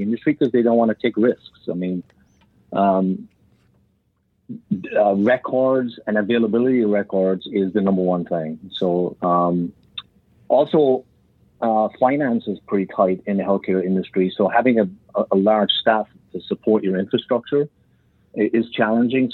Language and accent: English; Ireland; I grew up in Ireland